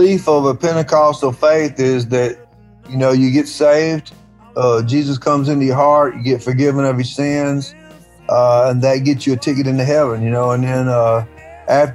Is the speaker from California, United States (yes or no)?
no; Tupelo, Mississippi, United States; we all are what we came from, and that's what I came from